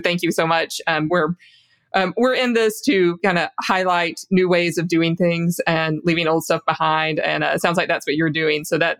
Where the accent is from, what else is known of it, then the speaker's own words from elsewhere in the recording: the South, United States; Marcion, I'm from the South, too.